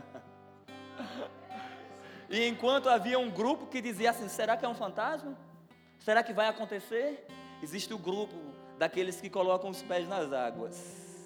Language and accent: Portuguese; Gravatá, Pernambuco, Brazil; moved away; quando eu congregava lá em Gravatá, na cidade que eu nasci, lá em Pernambuco